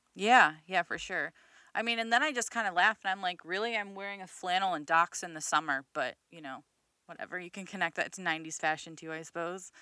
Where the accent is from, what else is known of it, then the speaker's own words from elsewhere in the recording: Midwest, United States; I'm fucking from the Midwest